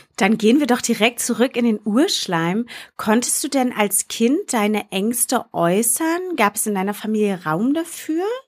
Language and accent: German; Berlin, Germany; Jule und ich sind ja zum Beispiel aus Berlin. Wir sind ja aus der Großstadt.